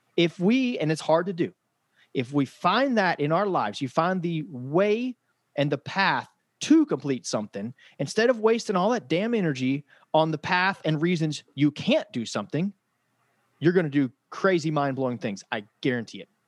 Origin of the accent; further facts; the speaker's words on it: Frankfort, Kentucky, United States; I'm from Frankfort, Kentucky